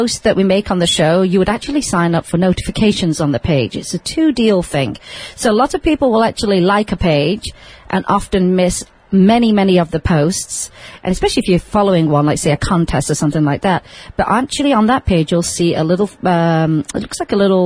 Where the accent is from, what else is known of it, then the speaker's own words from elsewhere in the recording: United Kingdom; now in Las Vegas, United States; I am British, but I do live in Las Vegas